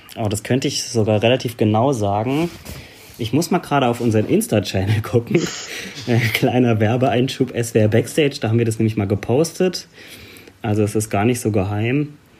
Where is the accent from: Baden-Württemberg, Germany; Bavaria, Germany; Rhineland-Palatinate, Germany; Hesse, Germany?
Rhineland-Palatinate, Germany; Bad Kreuznach; also born or lived in Gensingen / Berlin; ich halt hier in der Ecke groß geworden bin. Also so, ja. ich komme aus Bad Kreuznach, bin da geboren